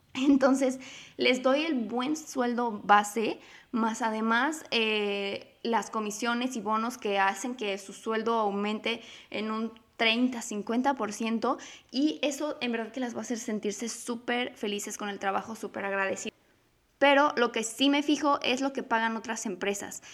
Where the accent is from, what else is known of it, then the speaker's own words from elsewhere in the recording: Mexico; mi país, que es México